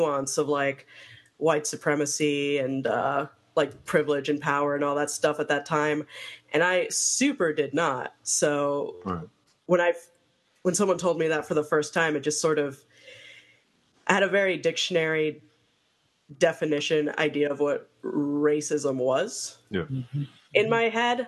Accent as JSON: {"language": "English", "town": "Miami", "region": "Florida", "country": "United States", "tie": "born or raised there", "said": "I grew up immersed in Cuban culture, because I grew up in Miami"}